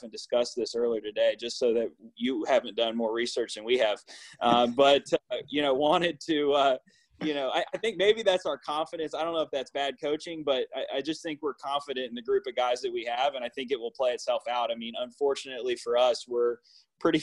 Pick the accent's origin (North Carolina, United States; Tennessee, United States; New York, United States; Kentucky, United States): North Carolina, United States; Raleigh; moved away; I'm from Raleigh